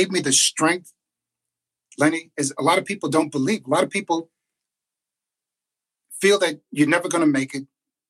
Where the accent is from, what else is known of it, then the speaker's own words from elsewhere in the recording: New York City, New York, United States; Born and raised in Queensbridge, New York, right underneath the 59th Street Bridge.